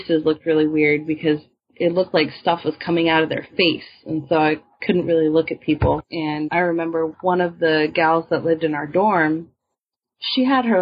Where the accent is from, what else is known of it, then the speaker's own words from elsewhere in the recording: Washington, United States; moved away; also born or lived in Oakland; I'm from Washington now